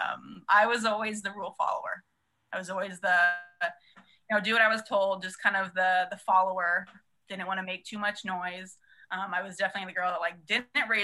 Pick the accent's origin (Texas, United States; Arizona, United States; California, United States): California, United States; San Diego; I'm from San Diego, born and raised, and went to SDSU